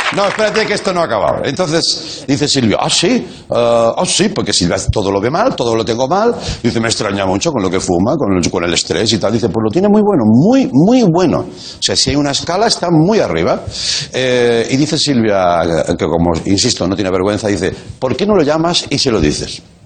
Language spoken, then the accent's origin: Spanish; Reus, Catalonia, Spain; de mi ciudad, de mi pueblo, que me hace mucha ilusión, de Reus